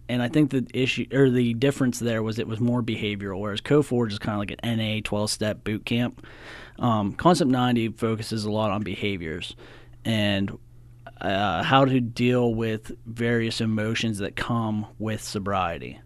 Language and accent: English; Cresson, Pennsylvania, United States; I'm from Crescent. I graduated from Penn Cambry in two thousand six